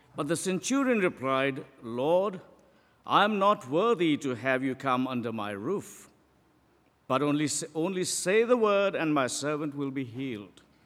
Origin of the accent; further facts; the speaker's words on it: Pakistan; moved away; I am from Pakistan.